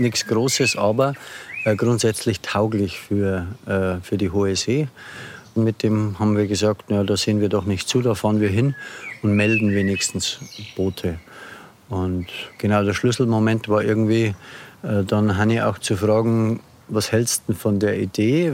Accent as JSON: {"language": "German", "region": "Lower Bavaria", "country": "Germany", "tie": "born or raised there", "lives_now": "Regensburg, Germany", "said": "geboren hier in der Nähe am Land in Niederbayern. Seit äh, etwa 15 Jahren Wahlregensburger"}